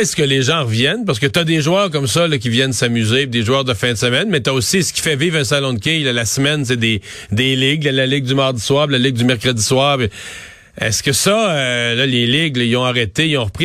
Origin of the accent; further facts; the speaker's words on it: Rivière-du-Loup, Quebec, Canada; chez, chez, nous, dans ma ville natale, il a fermé, là, à Rivière-du-Loup